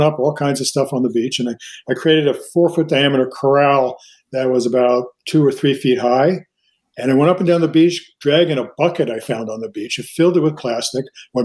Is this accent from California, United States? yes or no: no; Long Island, New York, United States; born or raised there; also born or lived in New Rochelle, New York / Mount Vernon, New York